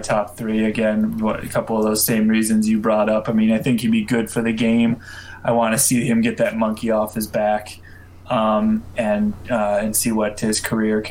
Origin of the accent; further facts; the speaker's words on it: San Jose, California, United States; moved away; also born or lived in Colorado; I was born in San Jose, so I'm a West Coast kid at heart.